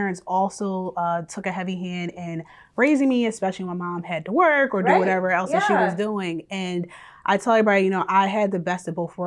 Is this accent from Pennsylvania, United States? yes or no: yes; Philadelphia, Pennsylvania, United States; I am from Philadelphia, born and raised